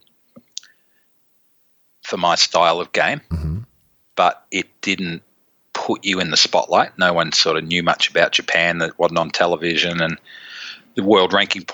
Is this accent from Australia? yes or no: yes; Melbourne, Victoria, Australia; moved away; growing up in Melbourne